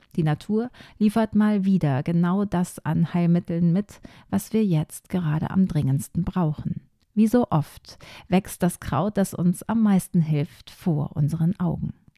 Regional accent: Ruhr area, North Rhine-Westphalia, Germany; bei uns im Ruhrgebiet

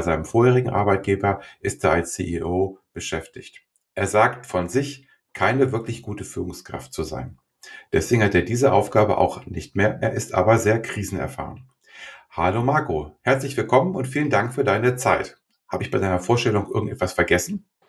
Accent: Göttingen, Lower Saxony, Germany; in meiner Heimat Göttingen

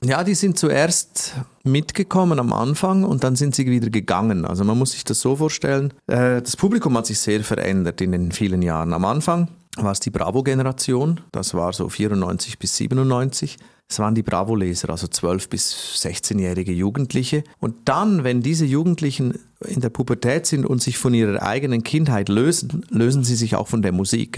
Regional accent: Switzerland; ich komme aus der Schweiz

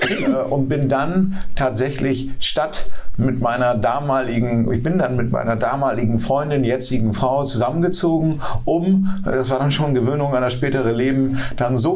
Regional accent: United States; born there; In Los Angeles, ich bin in den USA geboren, ich sage das hm. mal dazu, war, äh, bis ich 21 äh, war, auch US-Staatsbürger

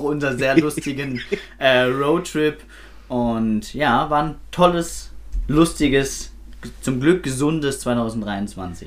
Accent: Swabia, Germany; da bin ich Schwabe

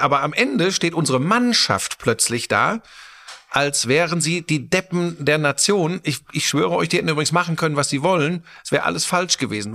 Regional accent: Germany; bei uns in Deutschland

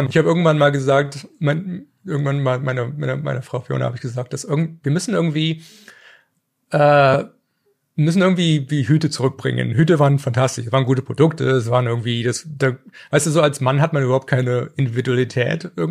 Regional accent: Germany; in den 80ern, wo ich als Kind in Deutschland englische He-Man-Folgen und, und, und, und, und, und, und was weiß ich, Mask und Transformers geguckt habe

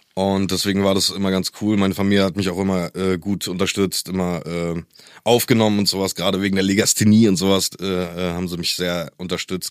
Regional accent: East Germany, Germany; ich komme ja aus der DDR mhm. Und ich glaube, als die Grenzen aufgegangen sind, war ich elf

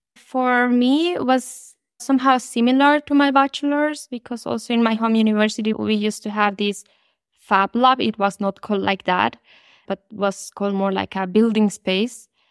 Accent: Colombia; moved away as an adult; now in Germany; I am originally from Colombia.

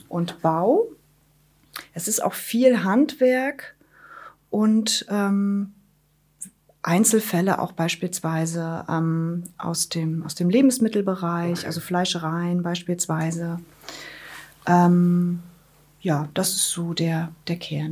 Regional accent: Wismar, Mecklenburg-Vorpommern, Germany; moved away as an adult; also born or lived in Rostock; now in Schwerin, Germany; gebürtige Wismaranerin, lebe jetzt seit 2014 in Schwerin

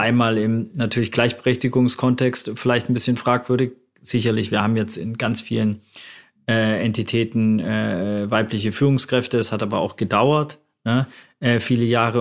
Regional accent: Germany

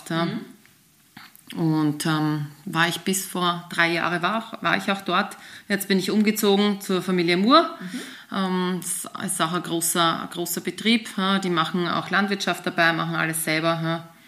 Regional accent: Austria; und haben uns dann eben einen Trainer gesucht. auch bei uns in Österreich

